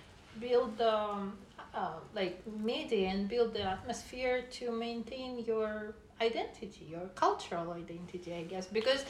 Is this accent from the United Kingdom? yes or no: no; Russia; Well, I came from Russia.